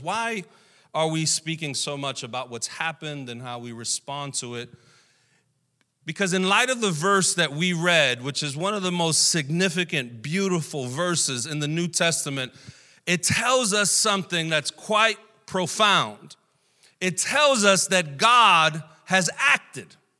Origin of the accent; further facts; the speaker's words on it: New York City, New York, United States; also born or lived in Puerto Rico; we came back to New York, uh, and I grew up here in Brooklyn during the eighties and nineties